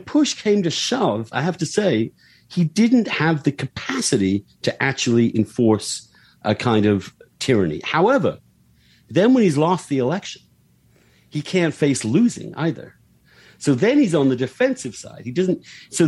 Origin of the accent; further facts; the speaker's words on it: United Kingdom; moved away as an adult; now in United States; in my home country